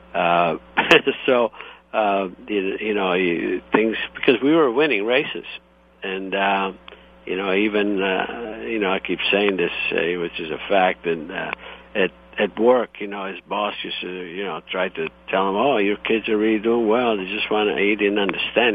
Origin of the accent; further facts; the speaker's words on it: Istria County, Croatia; also born or lived in Italy; now in United States; I was born in Italy, um, and the region is uh, Istria, and however now it's uh, Croatia